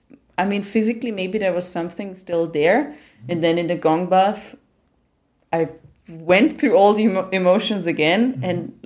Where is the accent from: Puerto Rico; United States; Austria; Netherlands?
Austria